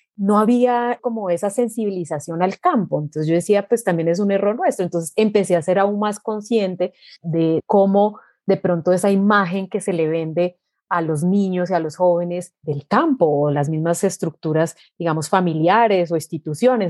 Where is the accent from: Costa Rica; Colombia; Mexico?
Colombia; Armenia, Quindío; Yo nací en Armenia, mi familia, eh, mis padres, mis abuelos, todos son del eje cafetero